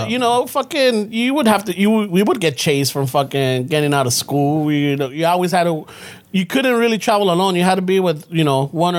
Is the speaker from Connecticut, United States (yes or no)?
no; Los Angeles, California, United States; I'm from South LA.